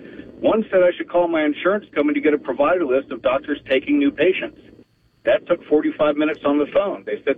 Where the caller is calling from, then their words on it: Daytona Beach, Florida, United States; Hey, guys. It's … in Daytona.